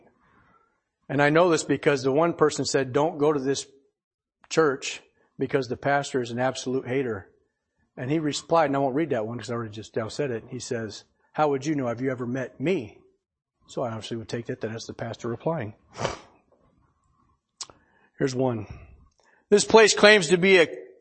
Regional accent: Portland, United States; I grew up over in Portland.

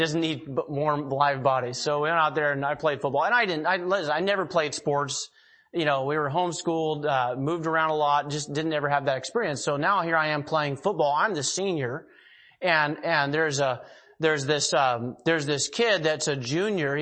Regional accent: Eugene, Oregon, United States; also born or lived in Monroe, Oregon; now in Hillsboro, United States; I grew up down in Eugene, Springfield, but we lived in Monroe, Oregon.

